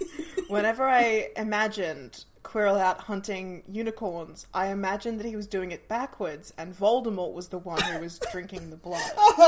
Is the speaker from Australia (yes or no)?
yes; Australia; I'm Australian.